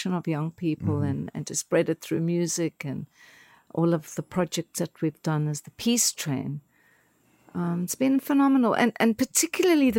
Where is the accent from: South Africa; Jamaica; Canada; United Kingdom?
South Africa; now in United States; as a South African